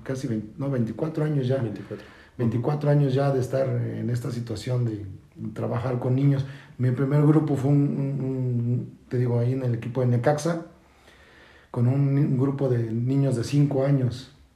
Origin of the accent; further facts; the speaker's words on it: Mexico City, Mexico; moved away as an adult; now in Querétaro, Mexico; Soy nacido de la Ciudad de México y emigrado desde hace 14 años aquí en la ciudad de Querétaro